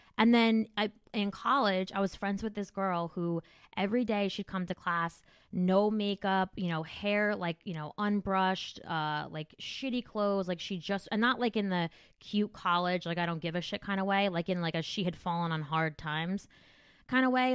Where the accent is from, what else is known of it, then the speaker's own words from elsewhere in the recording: New Jersey, United States; I'm from Jersey